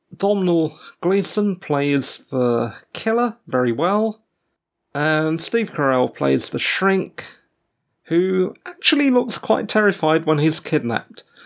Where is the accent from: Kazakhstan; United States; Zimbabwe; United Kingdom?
United Kingdom; England; As an English person, I was born after the Queen. My parents moved here to the U K as British subjects, pre-Mauritian independence